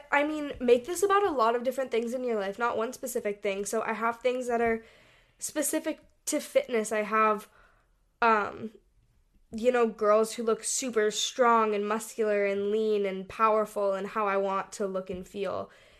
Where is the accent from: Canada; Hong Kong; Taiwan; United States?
Hong Kong; We grew up in Hong Kong and we traveled all over Asia